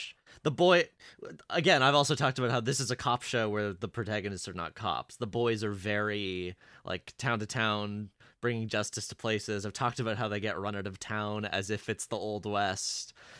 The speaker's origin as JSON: {"language": "English", "country": "Canada", "said": "As a Canadian"}